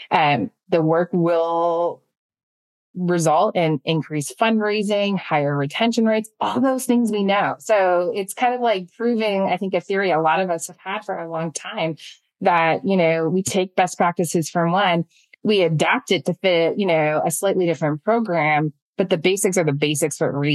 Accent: Canada; I'm Canadian, right? right? So like, we don't want to be talking about this. We're very nice, polite people.

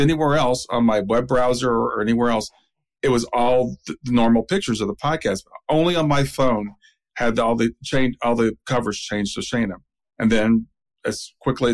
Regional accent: Columbus, Ohio, United States; I grew up in Columbus. My whole family went to Ohio State.

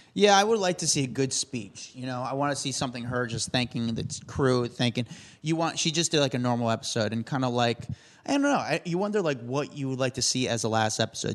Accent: Union, New Jersey, United States; my hometown of Union, New Jersey

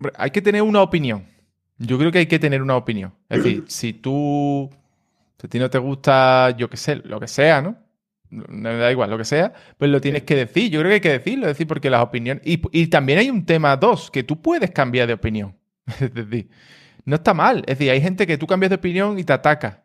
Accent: Cádiz, Andalusia, Spain; yo también soy de Cádiz, entonces la gente que somos de Cádiz, pues somos un poco así

